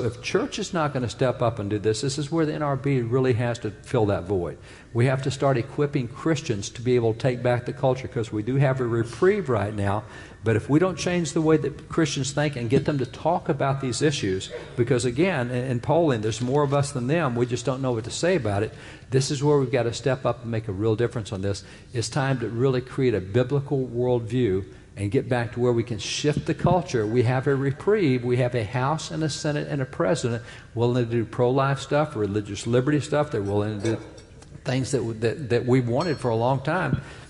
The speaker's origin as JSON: {"language": "English", "region": "Texas", "country": "United States", "said": "I'm a cowboy from Texas. We got the horses and the cows and everything that goes with."}